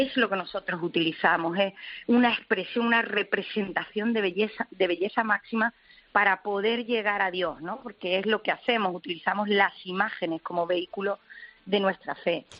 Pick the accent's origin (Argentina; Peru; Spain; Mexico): Spain; Málaga, Andalusia; a la Pollinica de Málaga y efectivamente ha sido un legado familiar bueno, desde chica